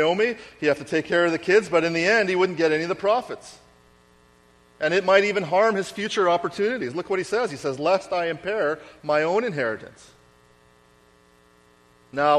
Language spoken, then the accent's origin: English; Winnipeg, Manitoba, Canada; I grew up in Winnipeg